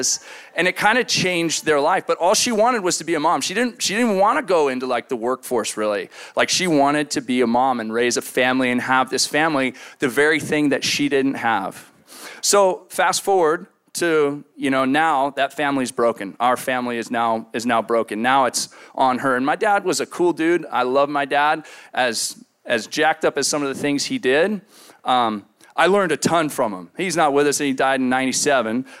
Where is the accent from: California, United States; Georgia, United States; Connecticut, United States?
California, United States; San Luis Obispo; moved away; I was from the Central Coast.